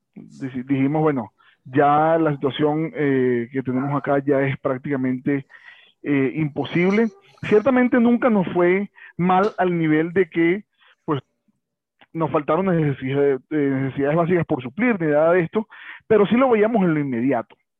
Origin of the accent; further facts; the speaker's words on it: Caracas, Capital District, Venezuela; moved away as an adult; now in Bogotá, Colombia; Yo estoy actualmente en Bogotá, Colombia. Yo soy de Caracas